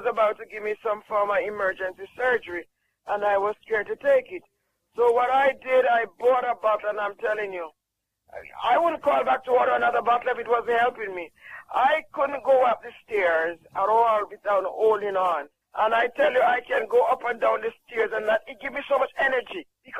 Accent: Jamaica

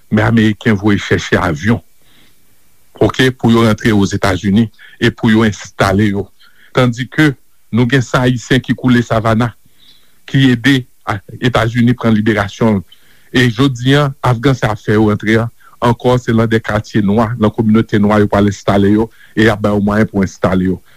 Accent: Haiti; nou realize kom haisyen kote nou soti depi

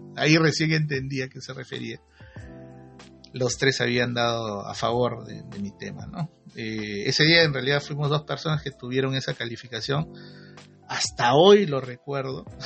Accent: Peru; como peruanos que somos

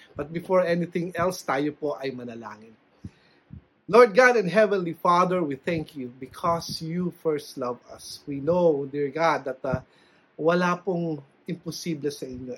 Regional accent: Philippines; bilang Pilipino

